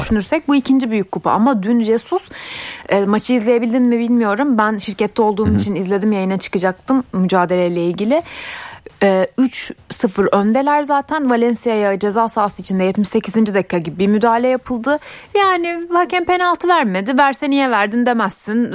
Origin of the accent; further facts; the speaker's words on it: Ankara, Turkey; Ankara'da bu arada Ankaralıyım ben